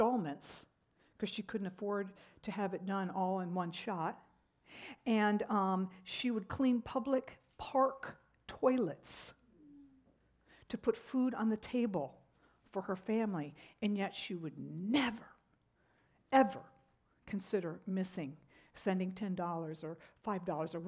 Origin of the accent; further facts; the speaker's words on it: United States; as American Christians